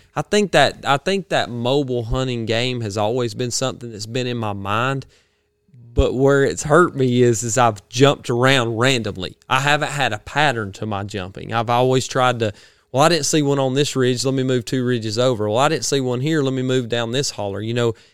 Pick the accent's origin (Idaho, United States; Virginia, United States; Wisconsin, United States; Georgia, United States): Georgia, United States; I'm from the Georgia, he didn't know I was from Georgia at the time